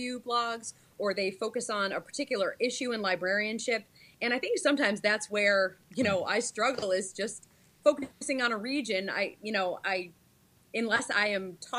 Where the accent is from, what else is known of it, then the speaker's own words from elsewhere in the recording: Syracuse, New York, United States; also born or lived in Pennsylvania; now in Watertown, United States; I'm from Syracuse. So when I was growing up, I understood that my region was central New York